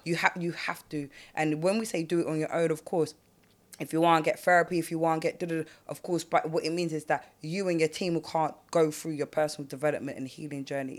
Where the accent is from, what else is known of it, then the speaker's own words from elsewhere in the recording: London, United Kingdom; I grew up in South. I didn't grow up on the block